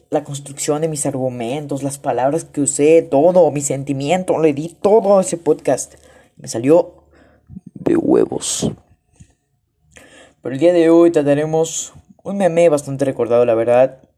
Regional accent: Paraguay; Soy paraguayo. Vivo en Paraguay. Vivo en una bandera la cual se parece a la de Holanda.

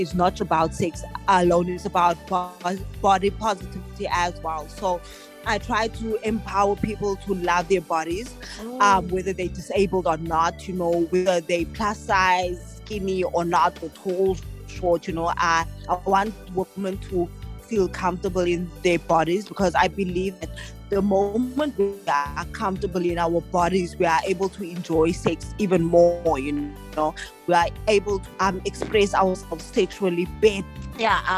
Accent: Mossel Bay, Western Cape, South Africa; I'm from Muscle Bay, which is like 4 hours, 5 hours away from Cape Town

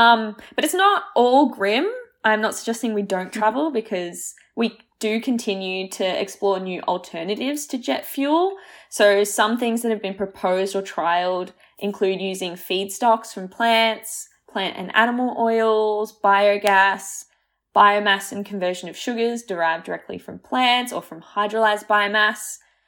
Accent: Croatia; born there; because I was born in Croatia, so I go back every, like, 3 years, and that is a whole day of travel

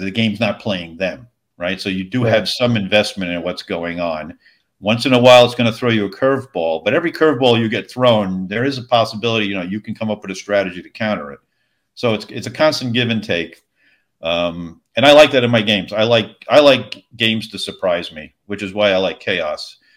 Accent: Long Island, New York, United States; now in Tennessee, United States; I'm originally from Long Island.

